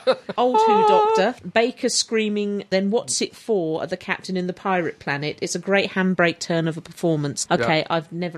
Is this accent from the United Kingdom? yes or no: yes; Wales, United Kingdom; As a Welshman, I thought I should bring you up a bit on the subject of the accents in The Green Death.